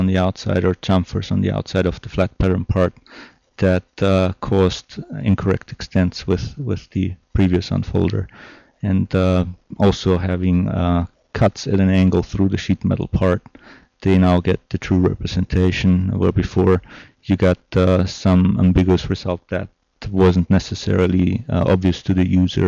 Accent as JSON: {"language": "English", "country": "Austria", "also_born_or_lived": "San Diego, United States / Portland, United States", "second_language": "English", "moved": "as an adult", "lives_now": "United States", "said": "I'm originally from Austria, and I had the great opportunity to move to the United States"}